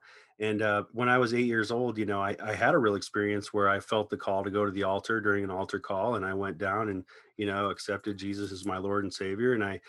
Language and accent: English; Ohio, United States; now in Los Angeles, United States; I moved to LA from Ohio about 19 years ago to, you know, come out here and pursue a deeper career in music.